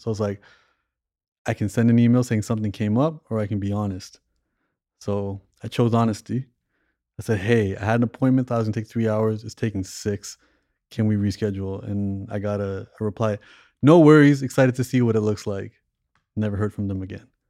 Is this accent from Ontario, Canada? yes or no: yes; Toronto, Ontario, Canada; moved away; growing up in Toronto